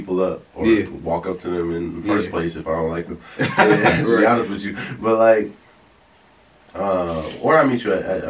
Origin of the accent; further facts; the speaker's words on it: Ypsilanti, Michigan, United States; In Ipsy. I'm from Ipsy.